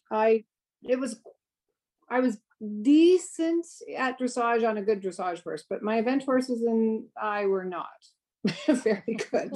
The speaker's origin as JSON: {"language": "English", "country": "Canada", "also_born_or_lived": "Langley, British Columbia", "said": "We're all Canadian"}